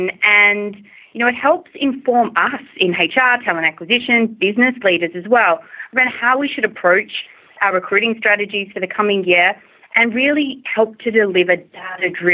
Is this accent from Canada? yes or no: no; Australia; moved away; I'm originally from Australia, if you may not have already figured it out from my accent